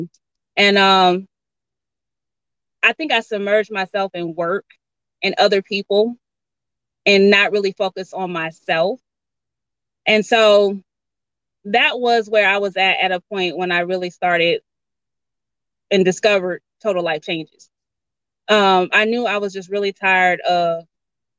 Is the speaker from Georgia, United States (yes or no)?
yes; Georgia, United States; I'm from Georgia, so grew up in a little small town